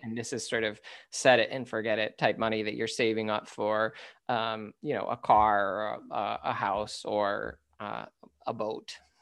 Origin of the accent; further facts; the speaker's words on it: United States; as an American male